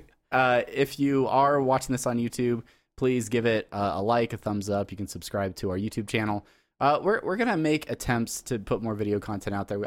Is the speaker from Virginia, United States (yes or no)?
no; San Diego, California, United States; I'm from San Diego, so I'm not from